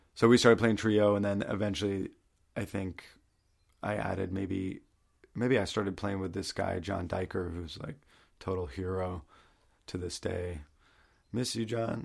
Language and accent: English; Maine, United States; moved away; also born or lived in Baltimore, Maryland / New York; I'm from Maine